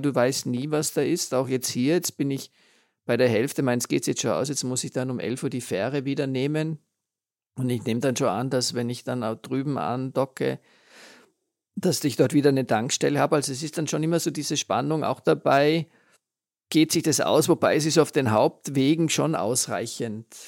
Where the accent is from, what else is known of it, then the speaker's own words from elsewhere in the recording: Austria; bei uns in Österreich